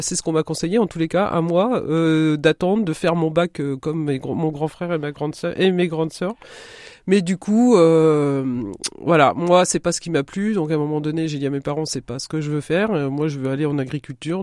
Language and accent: French; Querqueville, Normandy, France; moved away as an adult; also born or lived in Coutances; now in Marne, France; j'ai grandi là-bas, j'ai fait toutes mes études euh, jusqu'en jusqu'à 16 ans euh, pile à Carqueville, enfin Cherbourg et Carqueville